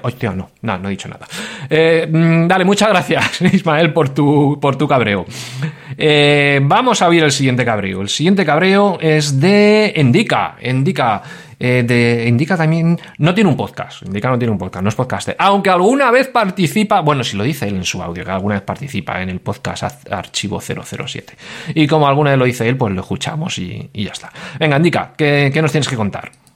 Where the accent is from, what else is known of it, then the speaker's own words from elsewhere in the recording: Madrid, Community of Madrid, Spain; now in Valencia, Spain; yo vivo en Valencia, pero yo soy madrileño